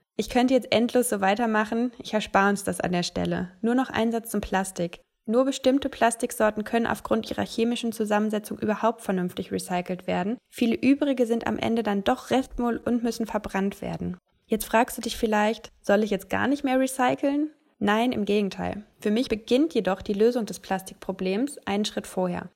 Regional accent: Ruhr area, North Rhine-Westphalia, Germany; in meiner Heimat im Ruhrgebiet

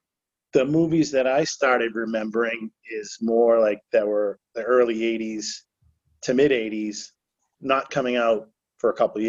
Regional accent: Rowley, Massachusetts, United States; also born or lived in Salem, Massachusetts; I was born in Salem. Grew up in Salem until I was about 7 or 8. and then we move to Rowley.

